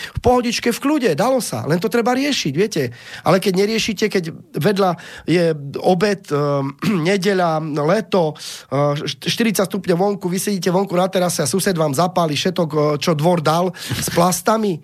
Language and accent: Slovak; Slovakia; Ja som Slovák